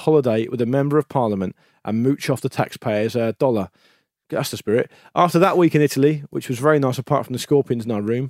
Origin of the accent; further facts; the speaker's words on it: Titchfield, South East England, United Kingdom; I grew up in Titchfield, a small village